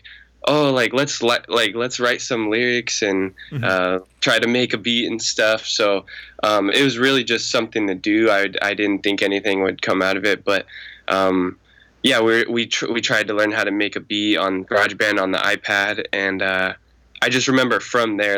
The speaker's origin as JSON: {"language": "English", "town": "Chandler", "region": "Arizona", "country": "United States", "said": "I'm from Chandler, Arizona"}